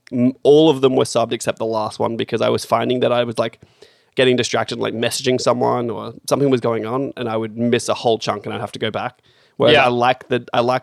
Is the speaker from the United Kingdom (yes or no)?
no; New Zealand; now in Australia; I'm from New Zealand